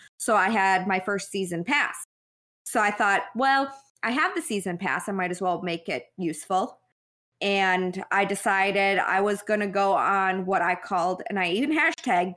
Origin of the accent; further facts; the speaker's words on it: Wisconsin, United States; moved away; I'm from Wisconsin originally.